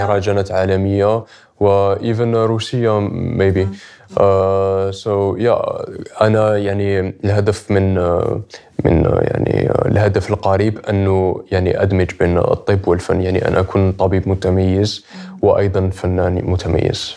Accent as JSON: {"language": "Arabic", "country": "Algeria", "said": "أنا كجزائري"}